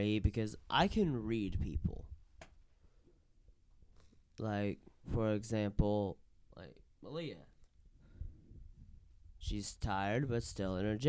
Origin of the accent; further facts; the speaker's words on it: East Tennessee, United States; accent: East Tennessee; it's because of my East Tennessee accent.